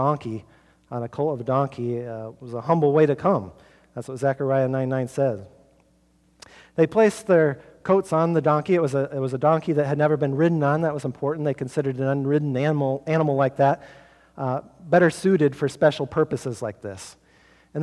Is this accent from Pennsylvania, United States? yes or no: no; Norwalk, Iowa, United States; my hometown of Norwalk